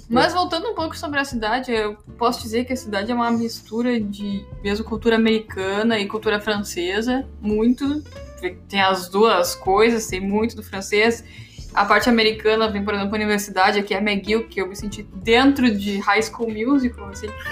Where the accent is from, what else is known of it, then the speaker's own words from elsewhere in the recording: Brazil; moved away; eu sou do Brasil